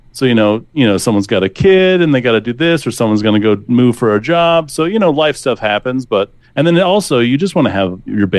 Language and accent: English; North Central Wyoming, United States; now in Portland, United States; I'm from North Central Wyoming. We both are, like, from the kind of Sheridan, Buffalo, Bighorn Mountain area.